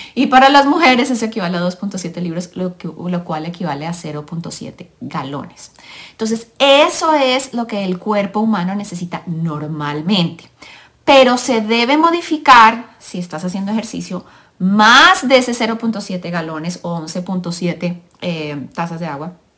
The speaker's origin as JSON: {"language": "Spanish", "country": "Colombia", "moved": "yes", "lives_now": "United States", "said": "soy colombiana, mamá de tres niños, Vivo en el país de los Estados Unidos de Norteamérica"}